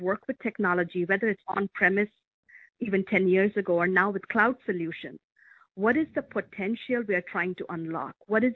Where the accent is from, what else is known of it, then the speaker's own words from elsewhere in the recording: India; also born or lived in Europe; now in Medina, United States; I grew up in India just as India was discovering its information technology revolution